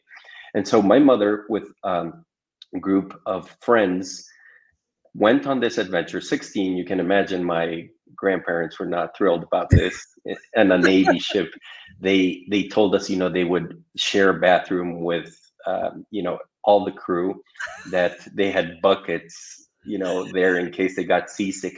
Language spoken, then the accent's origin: English; Ecuador; moved away as an adult; also born or lived in Galapagos Islands; now in Santiago, Chile; I'm originally from Ecuador